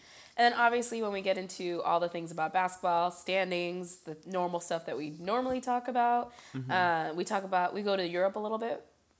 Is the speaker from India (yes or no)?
yes; India